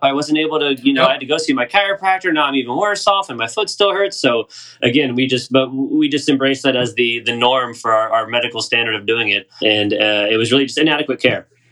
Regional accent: Raleigh, North Carolina, United States; I'm from Raleigh. I moved here when I was 10, so I did most of my growing up around here

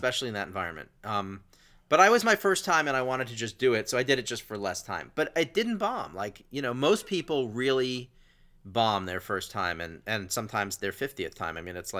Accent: Asheville, North Carolina, United States; also born or lived in Los Angeles, United States; I'm from Asheville, North Carolina, and I told some joke that related to that.

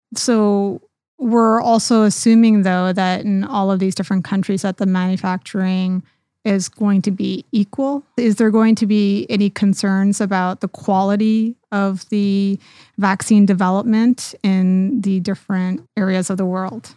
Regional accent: Canada; now in United States; I'm from Canada originally, but now I'm working here in the U S

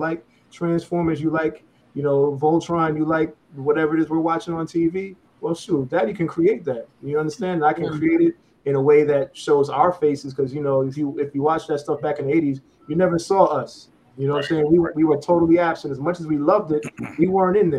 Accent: New York City, New York, United States; I'm from New York

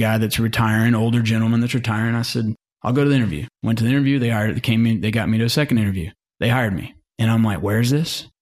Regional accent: Mountain Home, Arkansas, United States; also born or lived in Senatobia, Mississippi / Fayetteville, Arkansas; I grew up in Mountain Home, Arkansas. You know, I'm just, just an Arkansas kid

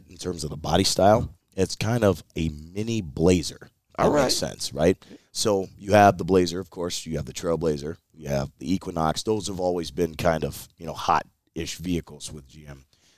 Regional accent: Detroit, Michigan, United States; now in Mount Pleasant, United States; growing up in Detroit

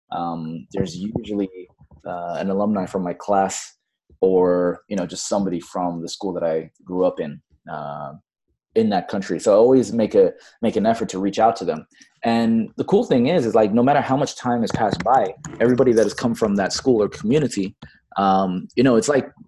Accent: Bangladesh; also born or lived in Fiji; now in Los Angeles, United States; I was born in Fiji. But then um, I grew up most of my formative years in Bangladesh at an American international school.

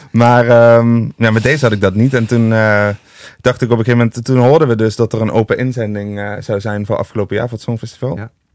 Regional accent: Limburg, Netherlands; now in Amsterdam, Netherlands; Want ik vind Amsterdam te gek, daar woon ik ook. Maar ik ben wel echt een Limburger.

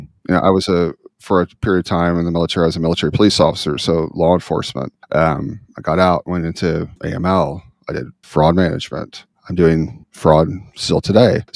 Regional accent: Midwest, United States; growing up in the Midwest, very patriotic area

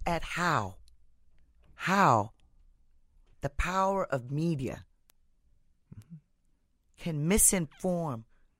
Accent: India; So the history goes back to where I'm originally from. Mm-hmm. I'm from India.

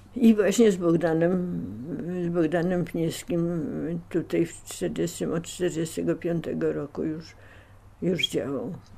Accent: Warsaw, Masovian Voivodeship, Poland; dom, e, w którym mieszkaliśmy na Polnej, w którym się urodziłem na Polnej 46

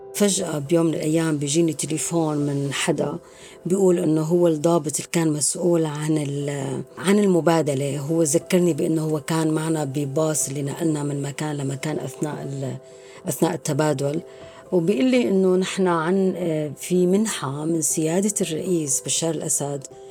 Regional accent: Zabadani, Rif Dimashq, Syria; moved away as an adult; also born or lived in Damascus, Syria; now in France; من سوريا أنا من الزبداني لكن كنت عايشة بدمشق بحكم الدراسة والشغل

